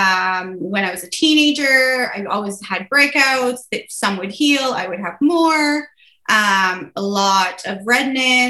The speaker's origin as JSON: {"language": "English", "region": "New Brunswick", "country": "Canada", "said": "I'm from New Brunswick."}